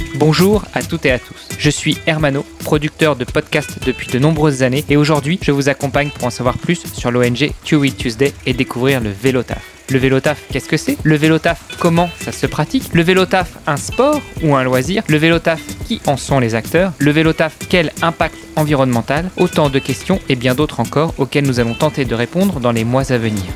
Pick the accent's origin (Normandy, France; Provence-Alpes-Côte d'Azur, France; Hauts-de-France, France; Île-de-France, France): Normandy, France